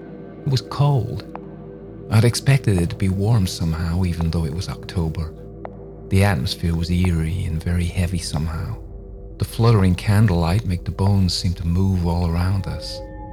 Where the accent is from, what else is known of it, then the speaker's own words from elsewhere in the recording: Atlanta, Georgia, United States; I come from Atlanta, Georgia, though I don't sound like I'm from Atlanta, apparently.